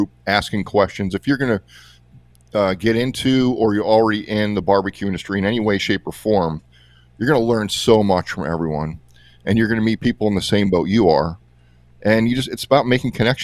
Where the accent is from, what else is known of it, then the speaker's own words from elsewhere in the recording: Lansdale, Pennsylvania, United States; here in my hometown about a mile away in Lansdale